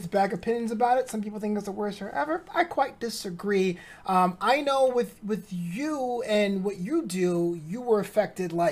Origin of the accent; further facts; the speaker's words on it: New York, United States; I'm from New York